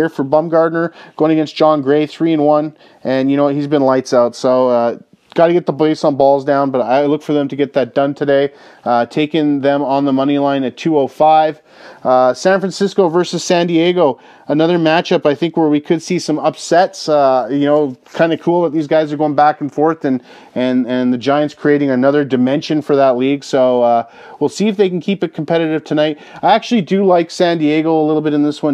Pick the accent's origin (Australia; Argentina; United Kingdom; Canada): Canada; I grew up in Canada, and you know, we used to get the TBS Superstation growing up